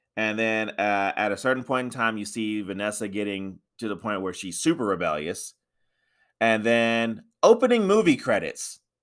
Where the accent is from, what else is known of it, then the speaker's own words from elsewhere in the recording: United States; I'm American